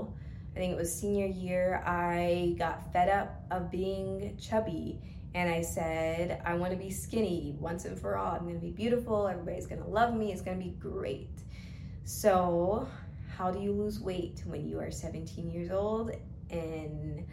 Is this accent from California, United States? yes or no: no; Georgia, United States; also born or lived in Stockbridge, Georgia; I'm from Georgia, born and raised.